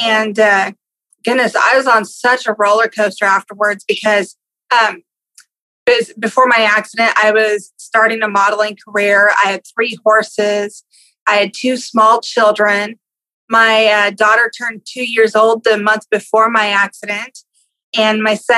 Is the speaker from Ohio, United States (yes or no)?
no; Exeter, California, United States; I grew up in California, a little tiny town called Exeter